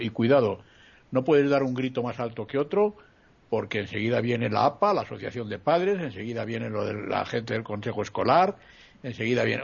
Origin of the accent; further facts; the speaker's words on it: Spain; mi país